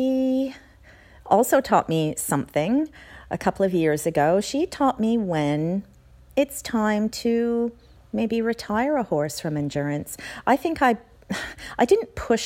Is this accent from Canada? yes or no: yes; Canada; moved away as an adult; now in Australia; I am a Canadian by birth, but I've been living in Australia for the last 23 years.